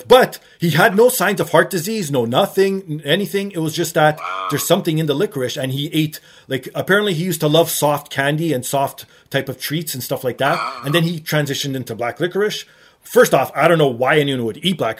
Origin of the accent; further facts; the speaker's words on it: Canada; being Canadian